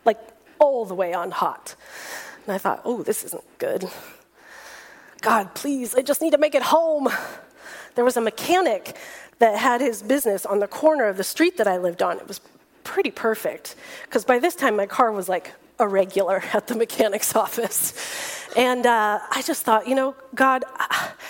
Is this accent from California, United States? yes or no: yes; Fresno, California, United States; moved away as an adult; now in San Diego, United States; I drove that car all over my hometown of Fresno